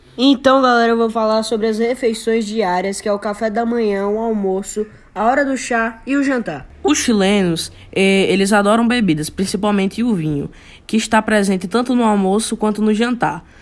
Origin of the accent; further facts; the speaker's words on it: Brazil; nós brasileiros